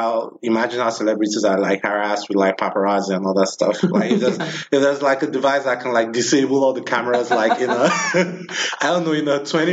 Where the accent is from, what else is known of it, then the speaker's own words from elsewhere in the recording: Nigeria; I'm from Nigeria